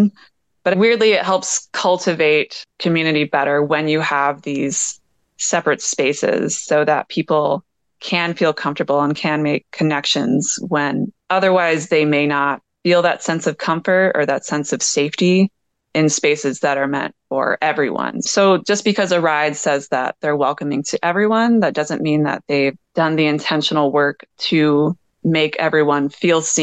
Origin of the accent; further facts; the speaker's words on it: Atlanta, Georgia, United States; also born or lived in Philadelphia / Utah; now in Los Angeles, United States; I grew up in Atlanta. I've lived in Philly. I've lived in Utah. I've lived